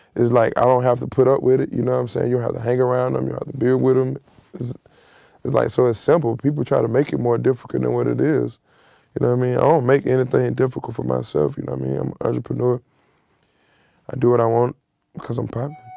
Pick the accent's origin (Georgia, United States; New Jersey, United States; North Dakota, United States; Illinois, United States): Georgia, United States; Atlanta; I come from Atlanta